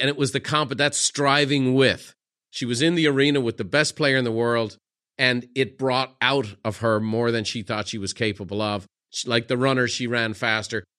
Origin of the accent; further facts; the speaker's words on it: Ireland; me being Irish